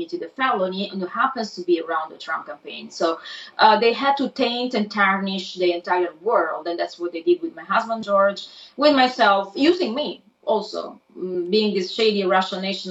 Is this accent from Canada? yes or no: no; Italy; accent: Italian; English is a second language; moved away; my Italian accent